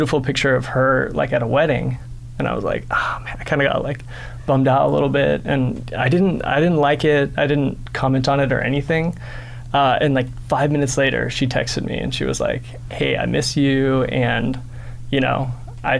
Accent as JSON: {"language": "English", "area": "Orange County", "region": "California", "country": "United States", "tie": "born or raised there", "moved": "yes", "said": "So I grew up in Orange County"}